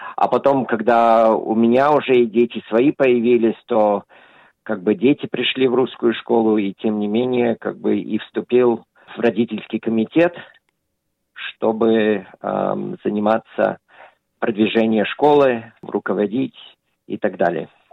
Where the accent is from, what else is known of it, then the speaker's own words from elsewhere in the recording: Australia; когда я рос, в Австралии